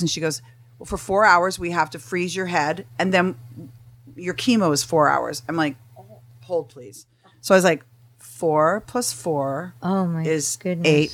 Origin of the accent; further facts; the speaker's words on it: Canada; moved away as an adult; also born or lived in Huntington Beach; now in Tarzana, United States; I'm from Canada. I, I froze my ass off for 23 years